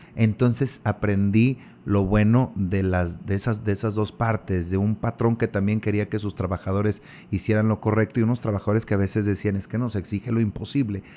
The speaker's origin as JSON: {"language": "Spanish", "country": "Mexico", "said": "somos nosotros los mexicanos"}